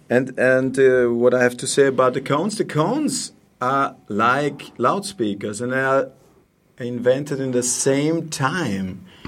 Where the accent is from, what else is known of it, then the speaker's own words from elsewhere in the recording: Vienna, Austria; English is a second language; moved away as an adult; now in Steyr, Austria; I'm from Vienna